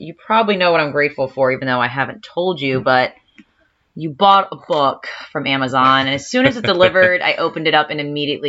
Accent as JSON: {"language": "English", "town": "Baltimore", "region": "Maryland", "country": "United States"}